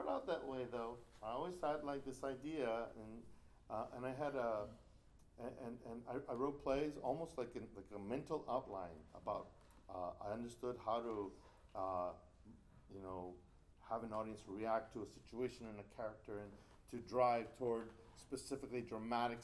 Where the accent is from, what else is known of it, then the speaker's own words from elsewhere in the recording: El Paso, Texas, United States; my hometown of El Paso